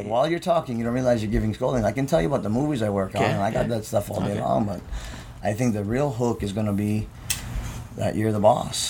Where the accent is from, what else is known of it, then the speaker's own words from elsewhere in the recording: Hawaii, United States; But that's part of being Hawaiian, bro.